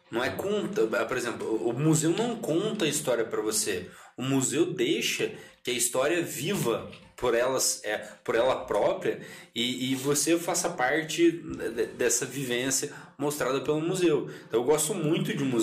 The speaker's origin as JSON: {"language": "Portuguese", "town": "Santa Rita", "country": "Brazil", "tie": "born or raised there", "said": "eu nasci em Santa Rita, eu estudei em Santa Rita, só saí para fazer faculdade"}